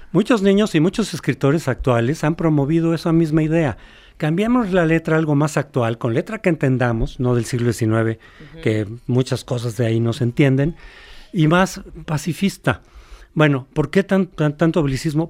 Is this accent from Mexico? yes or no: yes; Mexico; somos mexicanos